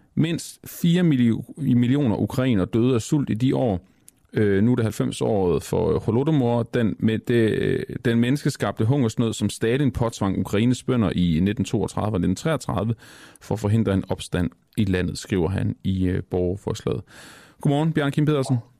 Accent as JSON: {"language": "Danish", "country": "Denmark"}